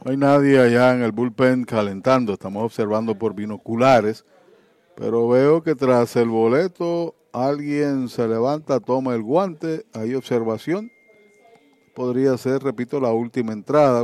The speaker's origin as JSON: {"language": "Spanish", "town": "Arecibo", "country": "Puerto Rico", "said": "en casa, en mi pueblo"}